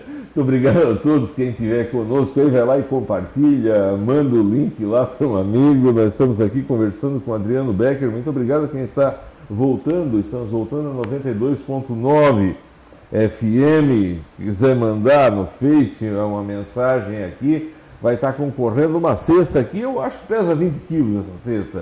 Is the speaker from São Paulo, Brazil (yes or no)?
no; Santa Catarina, Brazil; eu nasci lá no São Miguel